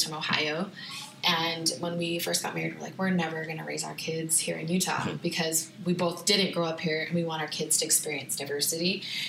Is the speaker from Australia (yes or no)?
no; Saudi Arabia; where we grew up in Saudi Arabia, everyone had an accent, everybody, English was not their first language